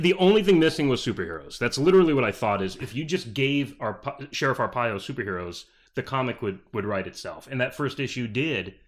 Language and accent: English; Peoria, Arizona, United States; also born or lived in Bridgeport, Connecticut; moved here when I was eight. We moved to Peoria, Arizona.